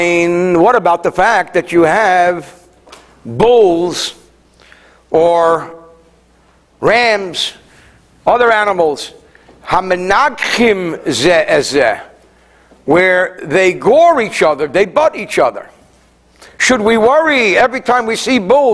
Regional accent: New Jersey, United States; also born or lived in France; I come from New Jersey

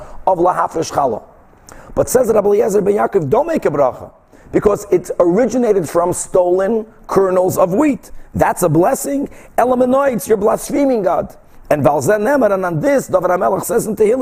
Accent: Brazil; moved away; when I was growing up in Brazil

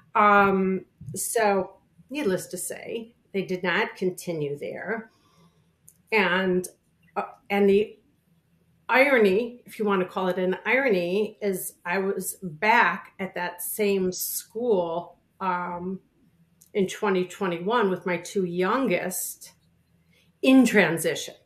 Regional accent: Chicago, Illinois, United States; now in New York, United States; I grew up in Chicago, uh, in the suburbs of Chicago

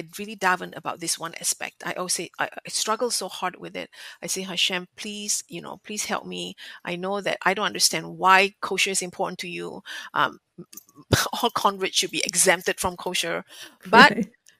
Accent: Singapore; moved away; growing up in Asia, especially in Singapore, where food is a national pastime

